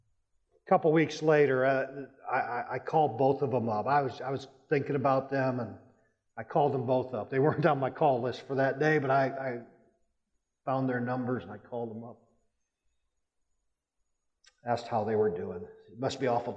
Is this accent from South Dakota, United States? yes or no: yes; Rapid City, South Dakota, United States; moved away as an adult; also born or lived in Texas; I grew up in the Rapid City area